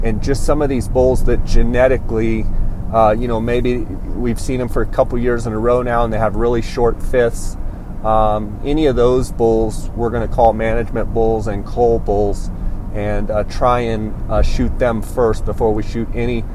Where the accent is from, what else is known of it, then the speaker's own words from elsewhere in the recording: Arizona, United States; my home state of Arizona